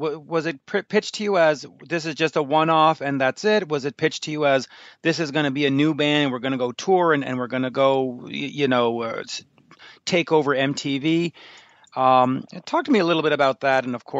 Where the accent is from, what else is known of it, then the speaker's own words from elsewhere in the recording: Canada; now in Montreal, Canada; being a Canadian, je suis un Canadien up here in Montreal